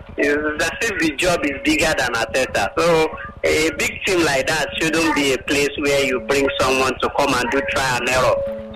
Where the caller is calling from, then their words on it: Akure, Ondo, Nigeria; I'm calling from Akure.